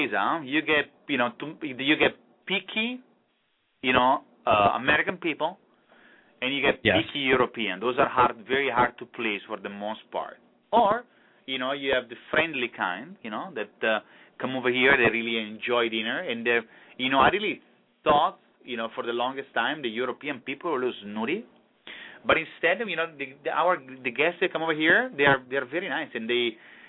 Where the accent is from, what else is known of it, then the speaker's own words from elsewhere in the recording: Italy; English is a second language; moved away as an adult; now in Key Biscayne, United States; my growing up in Italy